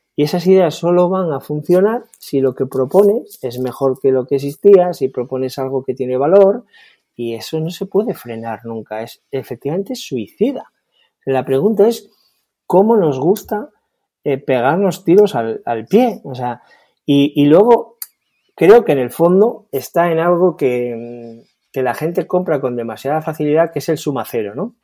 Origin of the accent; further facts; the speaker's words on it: Spain; soy optimista en mi país